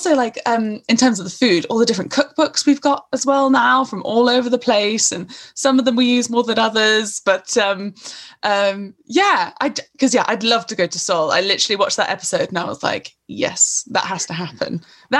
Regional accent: United Kingdom; no, okay, I'm British, I'm here, but always feeling slightly on the edge

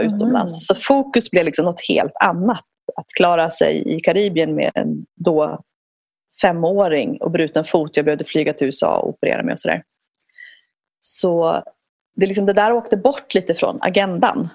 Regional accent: Ethiopia; moved away; jag är född i Etiopien.

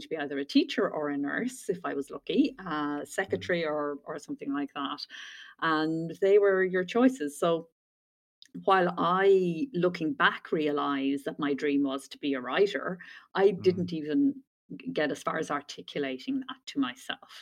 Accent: southeast Ireland, Ireland; also born or lived in Dublin; as you can hear probably from my accent, grew up in Ireland, in the southeast corner of the Republic of Ireland, and educated there.

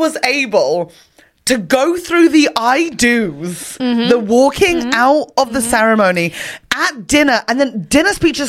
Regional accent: Ireland; I'm like an Irish Canadian

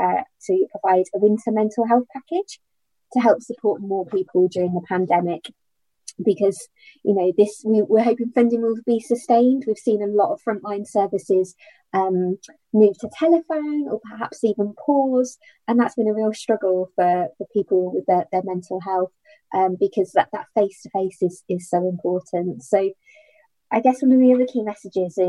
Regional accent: United Kingdom; we are very British

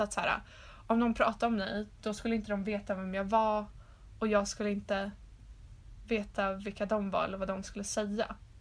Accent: Stockholm, Stockholm County, Sweden; moved away as an adult; när jag flyttade hem då till Stockholm för att plugga

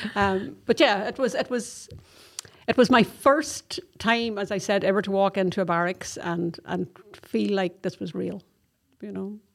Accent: Donegal, Ulster, Ireland; moved away as an adult; now in Athlone, Ireland; I'm originally from Donegal

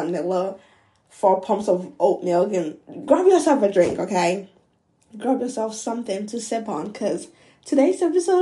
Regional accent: Ghana; moved away as an adult; now in United States; I was born and raised in Ghana. My parents are both Ghanaians, period. And yeah, I moved to the US like a few years ago.

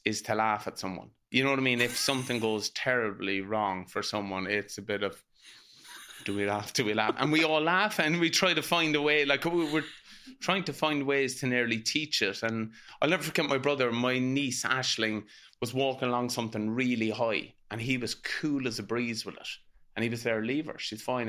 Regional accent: Ireland; as Irish people, it's vital we pass it down

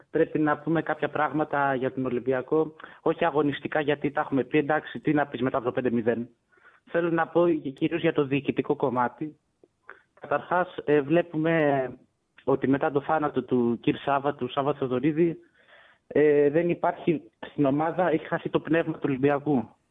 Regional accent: Tripoli, Peloponnese, Greece; είμαι από Τρίπολη

